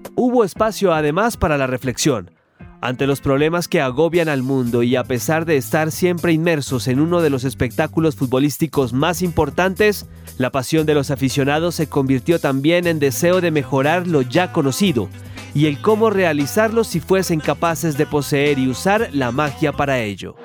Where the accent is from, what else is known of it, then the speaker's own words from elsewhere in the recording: Mexico; soy de México